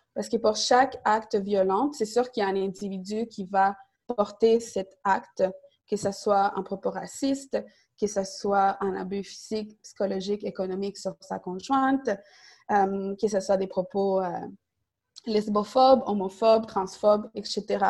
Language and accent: French; Montreal, Quebec, Canada; Côte-des-Neiges, c'est aussi mon quartier d'arrivée à Montréal. Donc, mes parents sont arrivés à Côte-des-Neiges. J'ai grandi euh, à Indigi, j'allais à l'école secondaire Saint-Luc